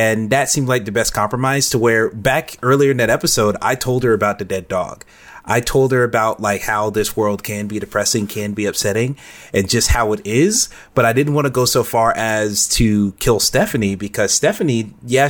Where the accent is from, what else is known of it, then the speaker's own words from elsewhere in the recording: the South, United States; I grew up in the South